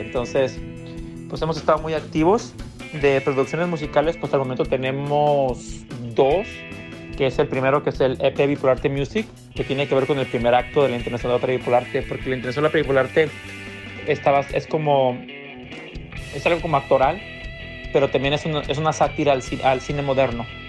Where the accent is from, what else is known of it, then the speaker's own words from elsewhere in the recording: Jalisco, Mexico; now in Los Angeles, United States; somos originarios de Tunalguilla, Jalisco, México